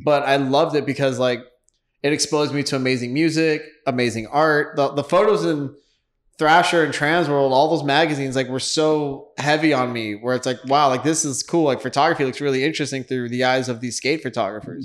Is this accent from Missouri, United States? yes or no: no; Los Angeles, California, United States; also born or lived in New York; born in New York, moved to Los Angeles when I was young